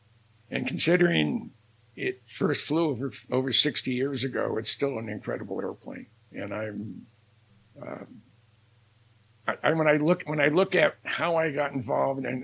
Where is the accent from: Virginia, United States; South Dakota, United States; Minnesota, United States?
Minnesota, United States; I'm from Minnesota